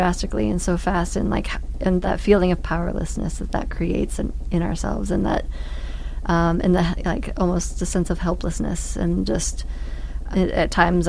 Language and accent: English; Brooklyn, New York, United States; And I was a hipster from Brooklyn that, you know, that worked in the fashion industry and ended up running a sawmill.